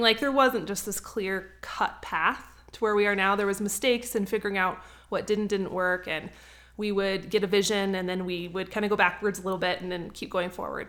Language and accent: English; North Idaho, United States; moved away as an adult; also born or lived in Cheyenne, Wyoming; So I was originally from North Idaho. I moved all the way down to Cheyenne, about twelve hundred miles to go to school